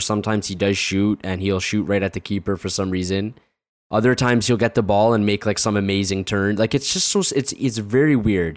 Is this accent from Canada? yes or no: yes; Canada; there's too much Canadian in me